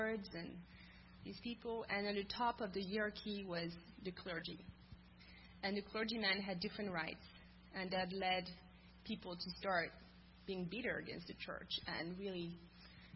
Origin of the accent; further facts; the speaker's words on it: France; I grew up in France, and I grew up in a school system in France